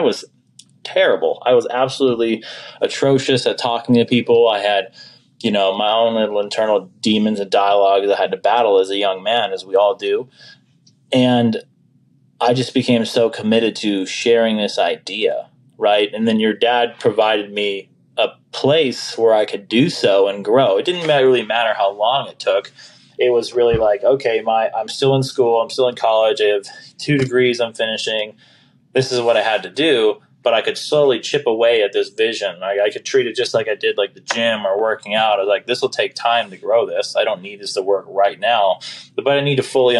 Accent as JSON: {"language": "English", "town": "Folsom", "region": "California", "country": "United States", "moved": "yes", "lives_now": "Las Vegas, United States", "said": "I was originally from Folsom, El Dorado Hills, California. I currently reside here in Las Vegas, Sin City, Nevada."}